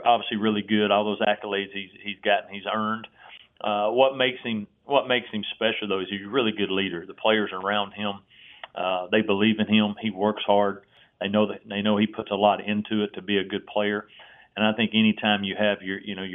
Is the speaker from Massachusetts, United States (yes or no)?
no; Tennessee, United States; I grew up in Tennessee